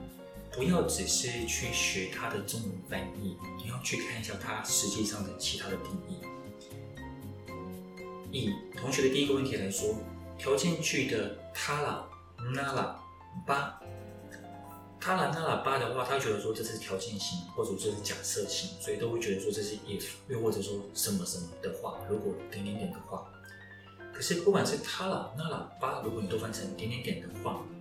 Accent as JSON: {"language": "Chinese", "country": "Taiwan", "said": "所以冲绳人对本州人的嗯观感，大概像我们台湾人对某些地方的观感一样吧。"}